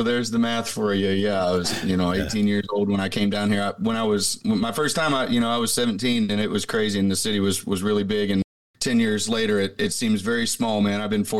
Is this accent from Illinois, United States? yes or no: no; Grain Valley, Missouri, United States; now in Nashville, United States; I grew up in Missouri, actually, outside of Kansas City, about 30 miles, a little town off of I-70 called Grain Valley.